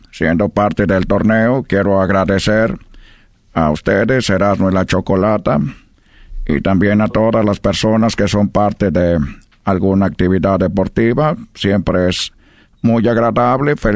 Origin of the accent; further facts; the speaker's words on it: Brazil; now in Mexico; Yo llegué de Brasil a México, estoy muy agradecido